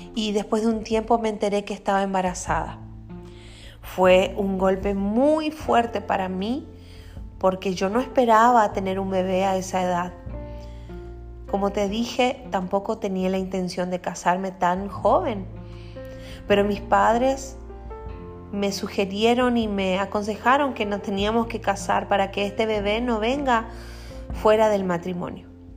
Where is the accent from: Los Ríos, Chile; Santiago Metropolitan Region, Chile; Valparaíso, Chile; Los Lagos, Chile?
Los Lagos, Chile; Quellón; now in Paraguay; soy chilena, nací en el sur, en una isla que se llama Chiloé, específicamente de la ciudad de Quellón.